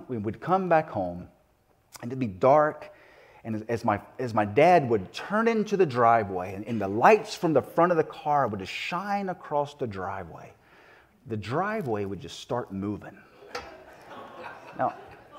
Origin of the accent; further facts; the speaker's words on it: South Carolina, United States; moved away; my upbringing down in the South. I'm from South Carolina